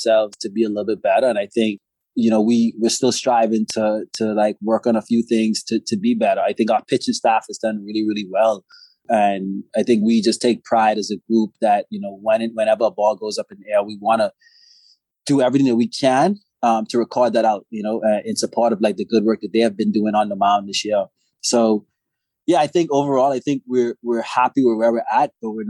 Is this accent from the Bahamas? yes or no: yes; Bahamas; I'm from the Bahamas. I grew up playing fast pitch softball